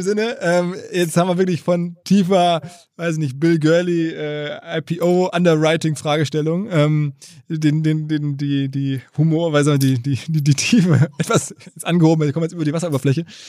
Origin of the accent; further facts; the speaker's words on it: Essen, North Rhine-Westphalia, Germany; moved away; meiner Heimatstadt Essen